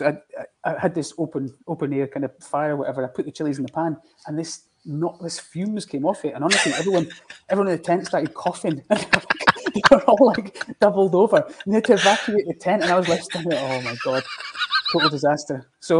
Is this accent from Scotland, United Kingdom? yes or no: yes; Langholm, Scotland, United Kingdom; moved away as an adult; also born or lived in Edinburgh; growing up in the Borders, you kind of know rugby